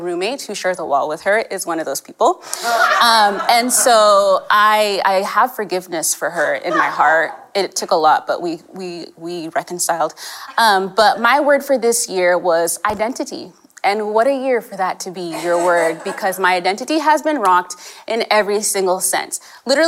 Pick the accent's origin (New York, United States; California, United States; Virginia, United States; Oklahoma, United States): California, United States; accent: American; also born or lived in Kenya / England; We moved to California when I was five